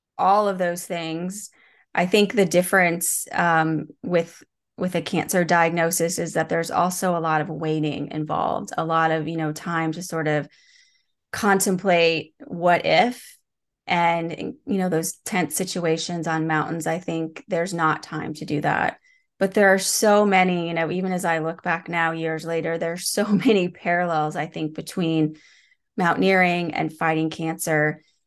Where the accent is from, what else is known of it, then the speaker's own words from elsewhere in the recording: Midwest, United States; moved away as an adult; now in Seattle, United States; I moved from the Midwest where I grew up to Seattle, which is where I live today